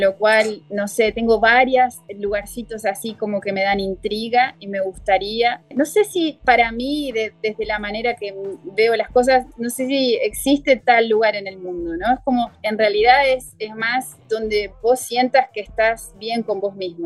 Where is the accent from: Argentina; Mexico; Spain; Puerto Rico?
Argentina; moved away as an adult; now in Rio de Janeiro, Brazil; los argentinos, ¿cómo somos?